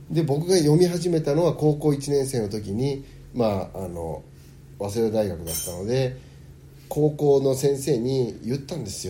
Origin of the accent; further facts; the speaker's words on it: United States; born there; アメリカで生まれてるので日本語と英語はあのどちらかというと英語の方が自信があるっていうか